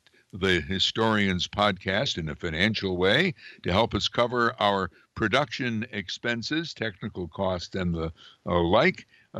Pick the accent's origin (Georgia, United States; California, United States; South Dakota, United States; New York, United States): New York, United States; Amsterdam; I grew up in a city at the time had Amsterdam, New York, had over 30,000 people when I was a kid, and the population's now shrunk to 17,000.